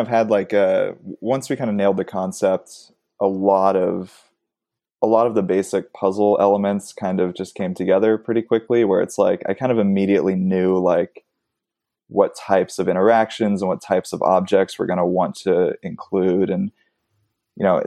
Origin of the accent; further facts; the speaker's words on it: Los Angeles, California, United States; I grew up in Los Angeles. So I grew up going to a lot of these like independent theaters